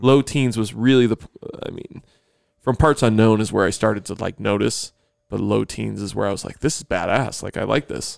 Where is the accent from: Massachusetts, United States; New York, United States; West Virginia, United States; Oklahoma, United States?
New York, United States; Grand Island; moved away; I'm from Grand Island